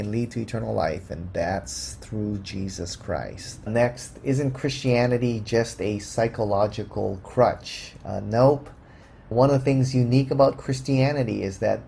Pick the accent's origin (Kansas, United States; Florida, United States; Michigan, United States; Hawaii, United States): Hawaii, United States; I grew up in the Buddhist culture, and here in Hawaii, it's pretty eclectic.